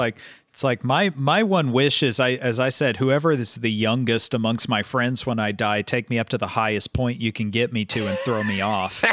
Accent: Oklahoma, United States; I'm from Oklahoma

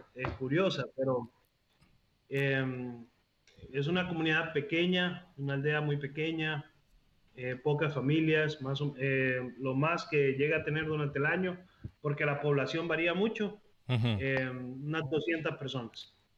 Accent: La Ceiba, Atlántida, Honduras; moved away as an adult; also born or lived in Costa Rica; Yo nací en la Ceiba, Honduras. Ok. Eh, pero me fui más o menos a inicios de mis 20 a Costa Rica y vivía allá 13 años

